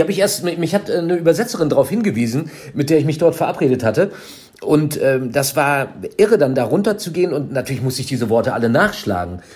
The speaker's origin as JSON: {"language": "German", "town": "Minden", "region": "North Rhine-Westphalia", "country": "Germany", "tie": "born or raised there", "said": "zwölf Kilometer von meiner Heimatstadt Minden"}